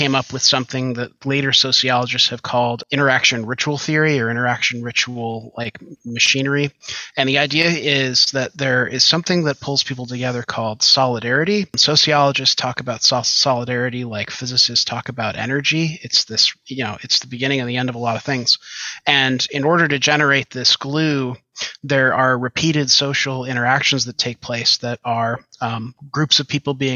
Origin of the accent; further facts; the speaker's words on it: Western New York, United States; I grew up out in Western New York